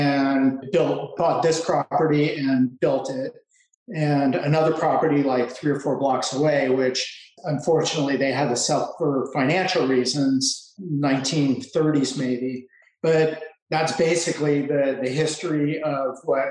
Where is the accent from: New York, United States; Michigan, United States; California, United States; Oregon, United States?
California, United States; Los Angeles; fifth generation Angeleno